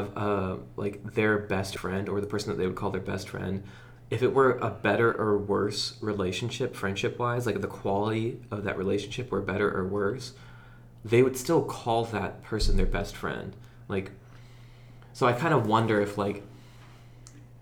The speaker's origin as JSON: {"language": "English", "country": "United States", "tie": "born or raised there", "said": "growing up in Leah, where it's like safe"}